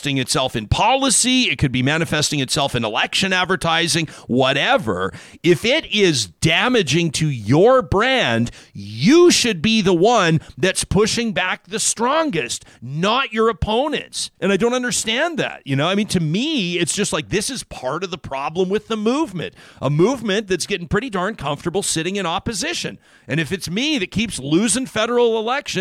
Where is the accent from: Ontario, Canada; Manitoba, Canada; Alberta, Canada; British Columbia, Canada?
Alberta, Canada; I'm from Alberta